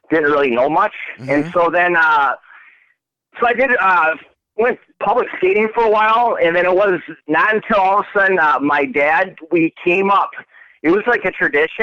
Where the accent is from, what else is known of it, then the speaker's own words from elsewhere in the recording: Brookfield, Wisconsin, United States; moved away as an adult; also born or lived in Sweden / Germany / North Dakota; now in Minnesota, United States; I grew up in Brookfield